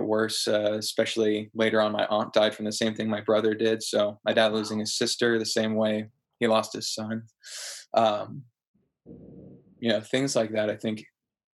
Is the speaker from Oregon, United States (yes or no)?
yes; Portland, Oregon, United States; I was born and raised in Portland